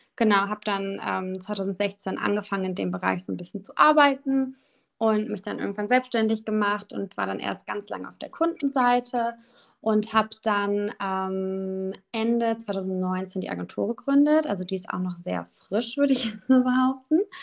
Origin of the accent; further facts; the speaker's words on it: Düsseldorf, North Rhine-Westphalia, Germany; ich komme aus dem wunderschönen Düsseldorf. Ähm, habe auch tatsächlich schon immer hier gewohnt. Also ich habe irgendwie nie diese Stadt verlassen